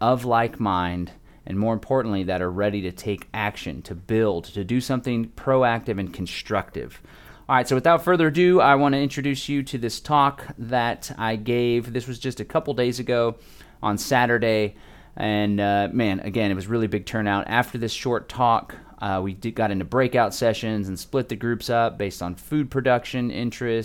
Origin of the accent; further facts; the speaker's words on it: Austin, Texas, United States; here in my hometown of Austin, Texas